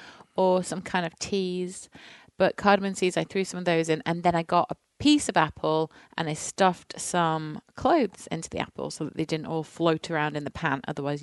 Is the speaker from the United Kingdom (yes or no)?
yes; near the Pennines, the north of England, United Kingdom; moved away; I'm from England, as we all as the people know, but I'm actually from the north of England in a hilly part near the Pennines. So it does get really bitterly cold in the winter.